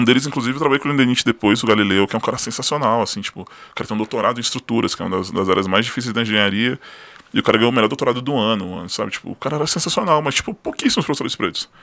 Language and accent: Portuguese; Brasília, Federal District, Brazil; also born or lived in Ceilândia / Rio de Janeiro / São Paulo state; Eu sou brasiliense, nasci na, na Ceilândia, morei minha vida quase inteira na Santa Maria